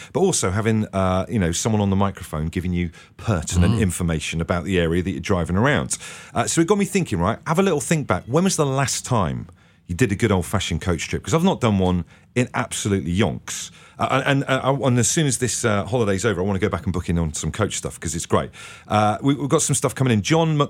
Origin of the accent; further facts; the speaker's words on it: Devon, South West England, United Kingdom; I grew up in Devon